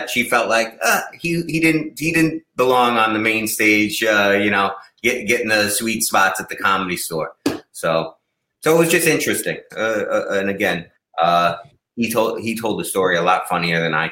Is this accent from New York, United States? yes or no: yes; Massapequa, New York, United States; moved away as an adult; now in California, United States; As a New Yorker, so, uh, Seinfeld is from my hometown, Massapequa.